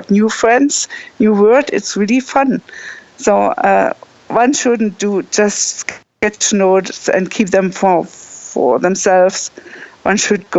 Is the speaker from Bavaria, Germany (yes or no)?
no; Bremen, Germany; I'm from Bremen